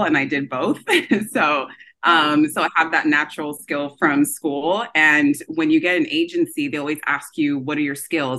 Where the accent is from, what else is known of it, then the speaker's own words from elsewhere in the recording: Orange County, California, United States; also born or lived in Los Angeles, United States / Nigeria; I grew up in Orange County in California